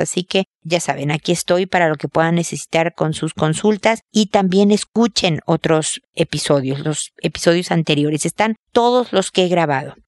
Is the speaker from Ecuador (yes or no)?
no; Mexico; moved away as an adult; now in Chile; en mi cultura, México, de donde soy yo